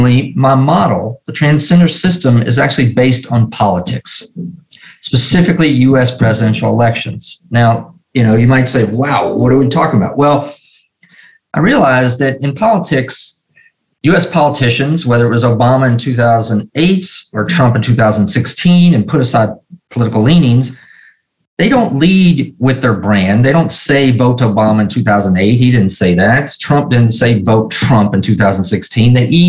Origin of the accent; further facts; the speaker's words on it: Nashville, Tennessee, United States; growing up in Nashville, Tennessee